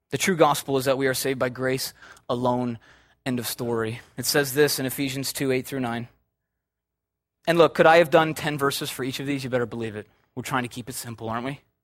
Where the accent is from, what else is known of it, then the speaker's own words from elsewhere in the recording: Chicago, Illinois, United States; I'm from Chicago